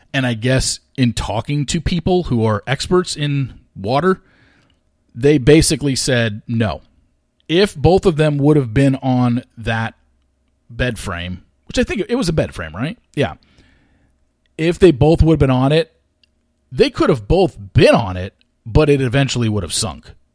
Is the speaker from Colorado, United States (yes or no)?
no; Orange County, California, United States; I grew up in Orange County.